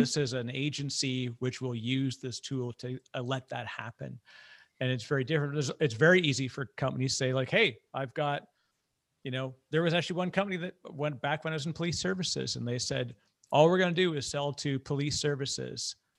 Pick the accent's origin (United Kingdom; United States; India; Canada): Canada; I'm Canadian